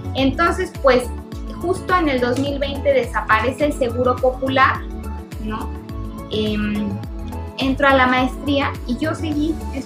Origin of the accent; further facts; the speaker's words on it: Cuautla, Morelos, Mexico; yo soy de Cuautla, somos paisanos, y su hijo y yo estudiamos juntos en la Colón, en Cuautla